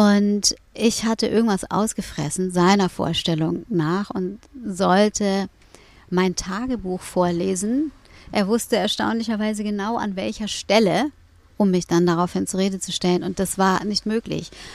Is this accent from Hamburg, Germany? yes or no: yes; Hamburg, Germany; moved away as an adult; now in Berlin, Germany; aufgewachsen bin ich äh, in Eppendorf